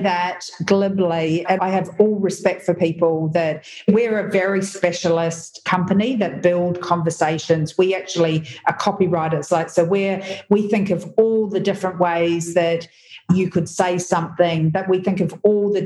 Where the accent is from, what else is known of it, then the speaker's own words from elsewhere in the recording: New Zealand; I'm a New Zealander